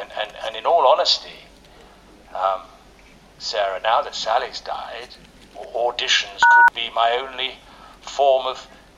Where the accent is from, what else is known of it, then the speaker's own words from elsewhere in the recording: Ealing, London, United Kingdom; born there; I was born in Ealing, you know. I know how to do a London accent.